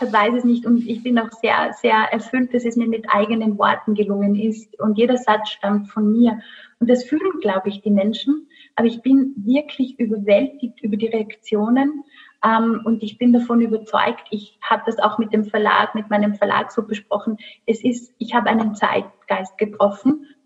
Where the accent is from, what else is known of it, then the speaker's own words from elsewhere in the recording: Rhineland, Germany; Ich lache mal, ähm. ich bin Rheinländerin.